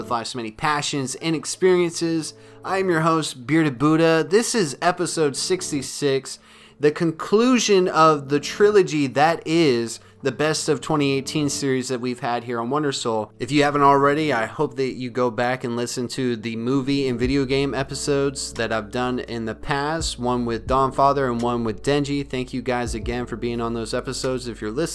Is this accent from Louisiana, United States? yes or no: no; Maine, United States; now in Alabama, United States; my family and I, we're from Maine. We're New Englanders